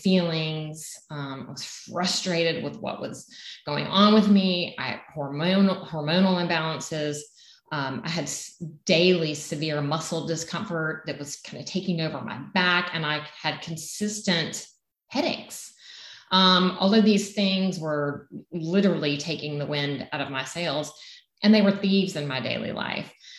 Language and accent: English; Southern United States, United States; accent: Southern; my Southern accent